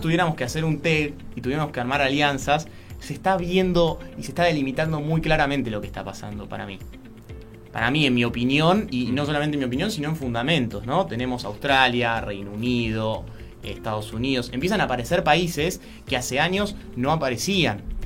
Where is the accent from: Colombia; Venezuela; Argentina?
Argentina